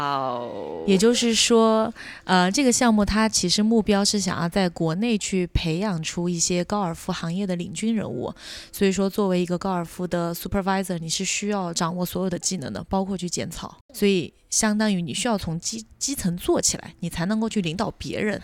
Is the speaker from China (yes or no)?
yes; Kangding, Sichuan, China; also born or lived in United States / United Kingdom; now in Hangzhou, China; 生长在青藏高原腹地，美丽的情歌的故乡康定，因为工作的原因来到了杭州